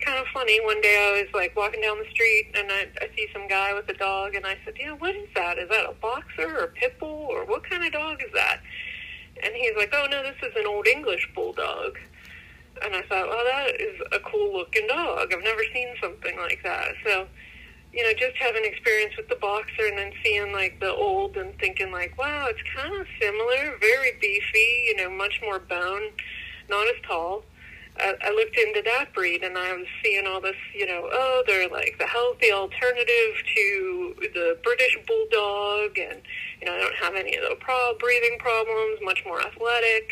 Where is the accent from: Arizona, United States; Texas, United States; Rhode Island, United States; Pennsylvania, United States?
Pennsylvania, United States; Pittsburgh; I'm from Pittsburgh, PA. Grew up with dogs all my life.